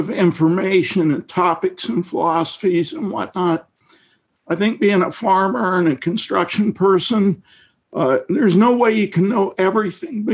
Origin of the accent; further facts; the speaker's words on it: Midwest, United States; I grew up in the Midwest in a rural area in the 60s